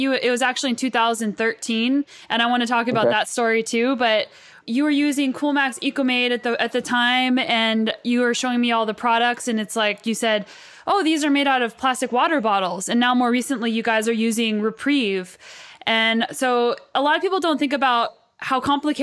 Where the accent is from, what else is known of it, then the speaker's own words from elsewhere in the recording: United States; now in Canada; we are proud to be Americans. Even though I live in Canada